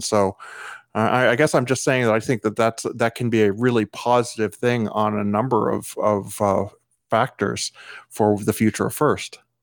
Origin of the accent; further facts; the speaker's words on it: United States; I'm an American